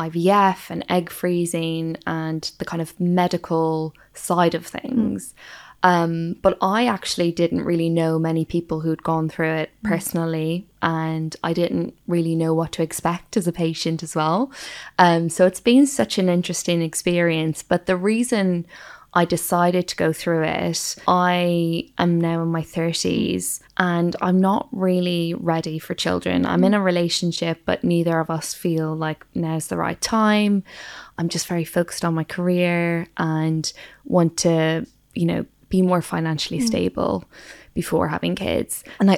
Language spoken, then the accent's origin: English; Ireland; now in London, United Kingdom; I grew up in Ireland, but now live in London.